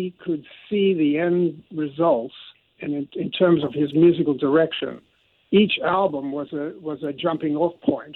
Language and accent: English; London, United Kingdom; moved away as an adult; also born or lived in New York City, United States / Los Angeles, United States; So I feel like I'm a New Yorker also with that London blood